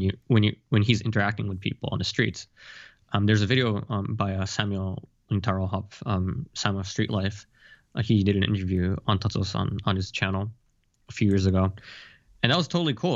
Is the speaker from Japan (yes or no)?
yes; Japan; I'm born in Japan and I've lived here most of my life